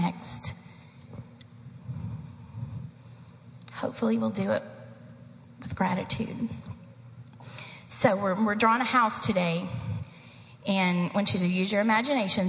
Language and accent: English; Eastern Kentucky, United States; moved away; I grew up in the mountains of Eastern Kentucky